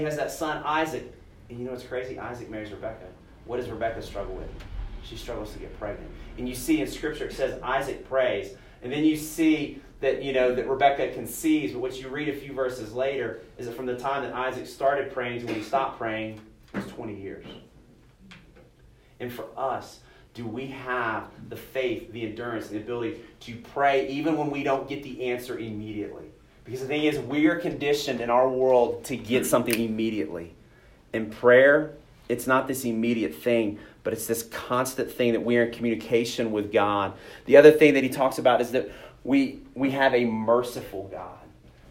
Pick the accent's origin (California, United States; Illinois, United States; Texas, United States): Texas, United States; I grew up in Texas, went to a camp called Pine Cove